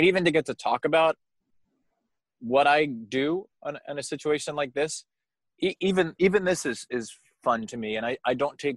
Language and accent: English; Long Island, New York, United States; I've kind of lost my accent, um, which is a good thing for everyone because I'm from Long Island.